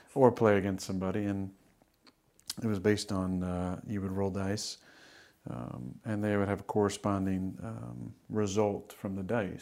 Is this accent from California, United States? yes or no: yes; Northern California, United States; moved away as an adult; also born or lived in Wisconsin; I was growing up in Northern California